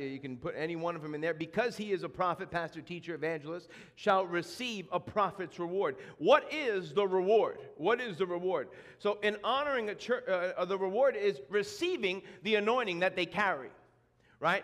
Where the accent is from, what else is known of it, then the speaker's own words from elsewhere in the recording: New York, United States; moved away; I go back home to my neck of the woods in New York.